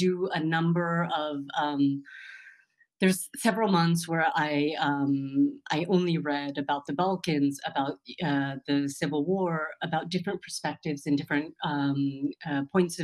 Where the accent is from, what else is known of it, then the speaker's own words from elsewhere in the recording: California, United States; moved away as an adult; also born or lived in New York; now in Berlin, Germany; I was born in the U.S. My parents left Punjab, India in 1974